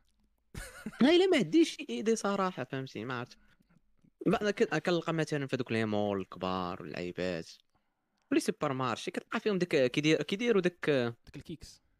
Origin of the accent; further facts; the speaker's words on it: Morocco; عندنا في المغرب